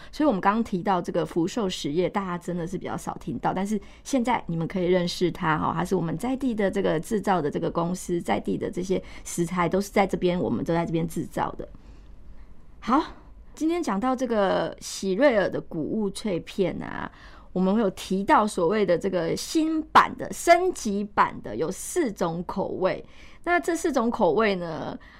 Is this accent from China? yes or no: no; Taiwan; 我们台湾人